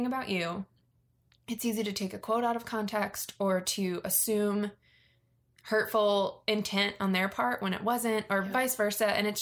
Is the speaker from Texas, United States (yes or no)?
no; Virginia, United States; I grew up in Virginia, which is very near DC